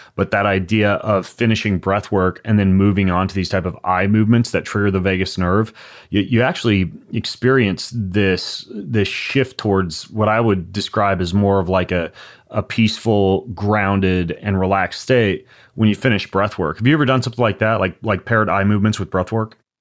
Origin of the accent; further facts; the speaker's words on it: Lewiston, Idaho, United States; I grew up in Lewiston, Idaho